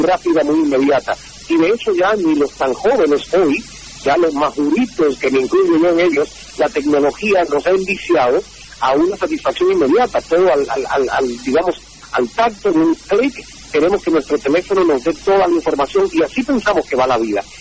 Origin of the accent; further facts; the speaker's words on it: Santiago de Cuba, Cuba; moved away as an adult; la emisora provincial de Santiago de Cuba, donde yo nací y crecí.